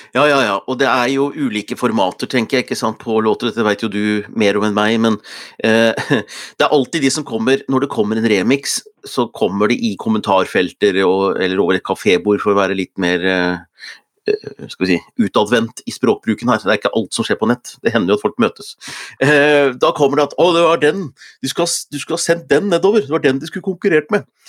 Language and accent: Norwegian; Hunndalen, Innlandet, Norway; hvor jeg opptrådte som tolvåring i Blomhaug skoles Melodi Grand Prix hjemme i Hunndalen